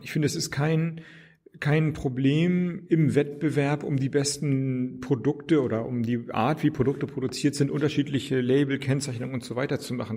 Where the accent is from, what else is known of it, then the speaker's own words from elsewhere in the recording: Flensburg, Schleswig-Holstein, Germany; moved away as an adult; now in Berlin, Germany; aus meiner Heimatstadt Flensburg